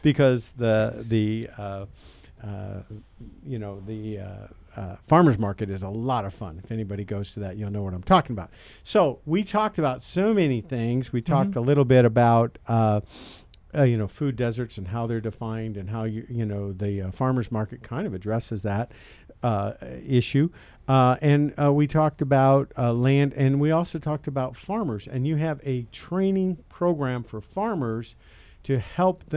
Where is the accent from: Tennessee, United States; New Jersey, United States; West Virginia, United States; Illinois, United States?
Illinois, United States; Champaign County; I went to high school here, and I was born in Champaign County.